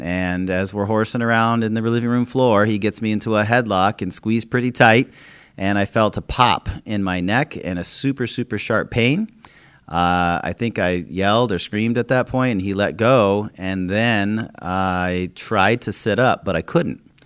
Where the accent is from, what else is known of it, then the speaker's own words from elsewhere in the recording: Minnesota, United States; when I was growing up in Minnesota